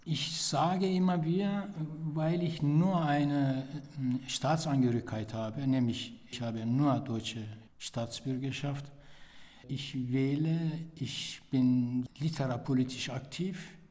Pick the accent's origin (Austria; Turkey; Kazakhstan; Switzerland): Turkey; now in Germany; Kulturell bin ich äh, natürlich in der Türkei aufgewachsen aber kulturell lebe ich auch hier